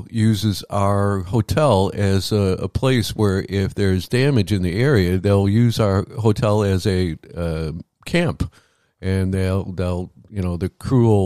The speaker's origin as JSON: {"language": "English", "region": "Midwest", "country": "United States", "tie": "born or raised there", "said": "growing up in the Midwest, I dealt with tornadoes, uh"}